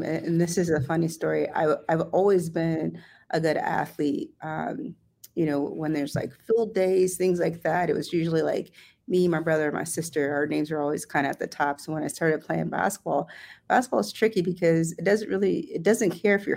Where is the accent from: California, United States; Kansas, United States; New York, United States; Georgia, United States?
Kansas, United States; Topeka; moved away as an adult; also born or lived in New Orleans, Louisiana / Missouri / Oregon / New Mexico; I am born and raised in Topeka